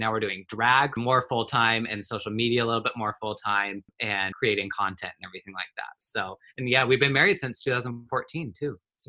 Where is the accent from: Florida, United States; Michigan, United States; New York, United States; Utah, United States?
Utah, United States; northern; also born or lived in Oklahoma; now in California, United States; I'm 30 years old, and I'm originally from Utah, like northern Utah. We have moved around pretty much all over the place.